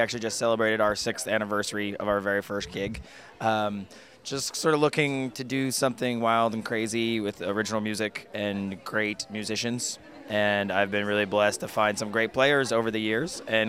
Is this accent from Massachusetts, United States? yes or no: yes; Boston, Massachusetts, United States; Well, we're from Boston. We play up there a lot.